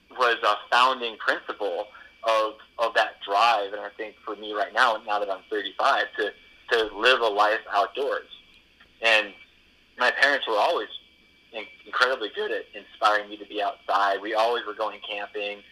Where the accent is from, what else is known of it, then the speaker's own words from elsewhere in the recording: Massachusetts, United States; moved away as an adult; also born or lived in Maine; I grew up in Massachusetts. I went to college at the University of Maine